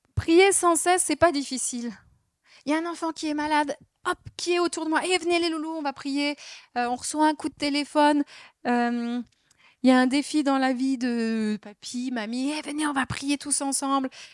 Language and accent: French; Alsace, Grand Est, France; on est alsacien